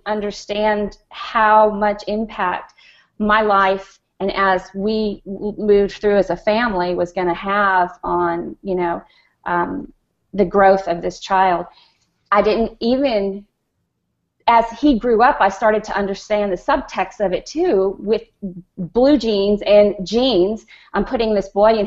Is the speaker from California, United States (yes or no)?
no; New York City, New York, United States; I'm from Queens, New York